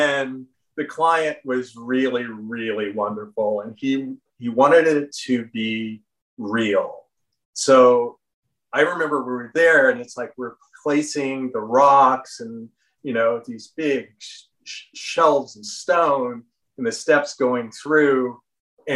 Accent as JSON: {"language": "English", "region": "Florida", "country": "United States", "tie": "born or raised there", "moved": "yes", "said": "I grew up in Florida"}